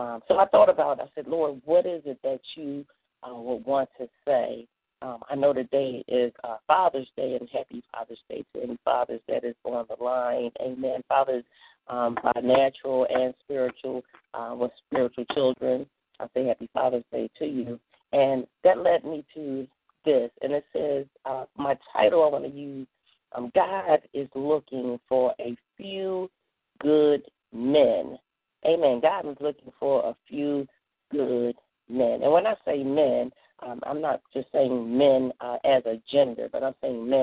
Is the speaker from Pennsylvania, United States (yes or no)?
yes; Philadelphia, Pennsylvania, United States; now in Swainsboro, United States; I am originally from Philadelphia